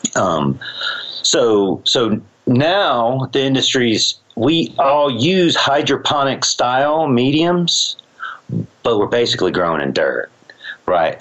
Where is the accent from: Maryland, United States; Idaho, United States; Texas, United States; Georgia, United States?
Georgia, United States; also born or lived in Humboldt County, California / Switzerland; now in Colorado, United States; i was raised in Georgia